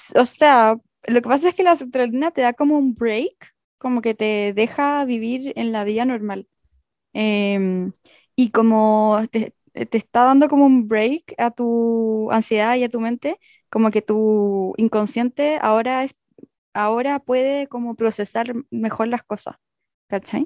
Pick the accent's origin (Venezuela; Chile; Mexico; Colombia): Chile; moved away as an adult; also born or lived in Barcelona; siendo chilena